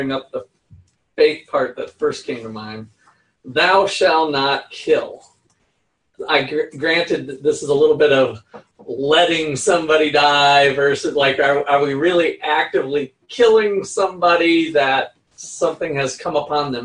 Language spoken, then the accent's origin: English; United States; as an American